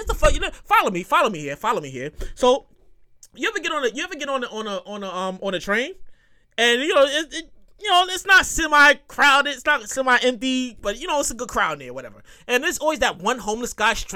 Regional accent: New York City, New York, United States; I'm from born and raised in New York

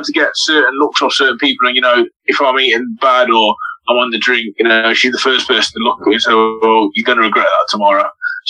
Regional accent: Burton upon Trent, West Midlands, United Kingdom; I'm from Burnham Trent

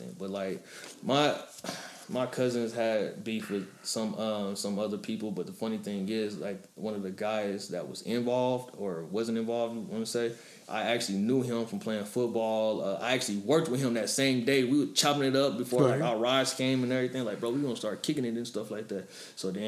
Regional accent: Oklahoma City, Oklahoma, United States; moved away; born and raised Oklahoma City

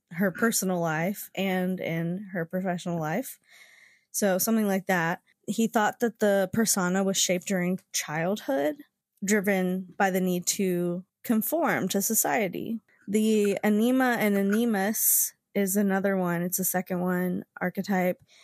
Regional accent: West Virginia, United States; moved away; I was from West Virginia

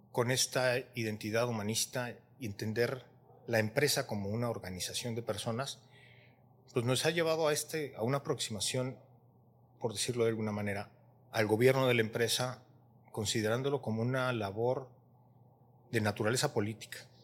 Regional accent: Mexico; nosotros con mexicanos siendo vecinos

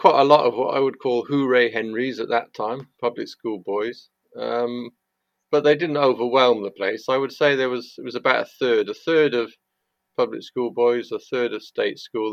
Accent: Chepstow, Wales, United Kingdom; I grew up in Chepstow, which is a small town just inside Wales.

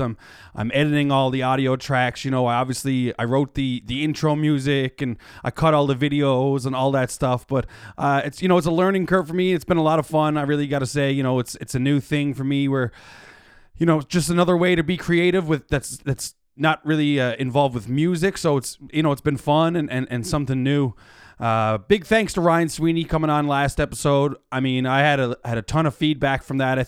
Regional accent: Mount Pearl, Newfoundland and Labrador, Canada; born and raised in Mount Pearl, just like myself

